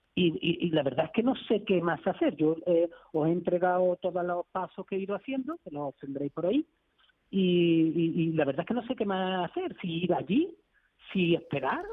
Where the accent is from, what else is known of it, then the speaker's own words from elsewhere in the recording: Seville, Andalusia, Spain; somos de Sevilla